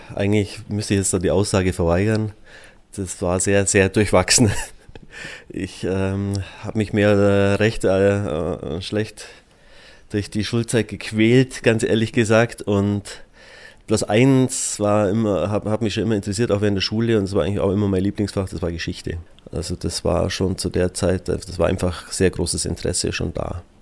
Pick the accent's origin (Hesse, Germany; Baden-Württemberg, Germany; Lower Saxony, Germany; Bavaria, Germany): Bavaria, Germany; Füssen; also born or lived in Alterschrofen / Augsburg; ich bin ja gebürtiger Füssner und im ersten Teil meiner Jugend auch in Füssen gelebt